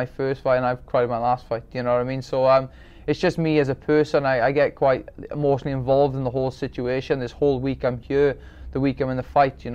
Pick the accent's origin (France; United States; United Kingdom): United Kingdom; Wales; I'm very proud of being Welsh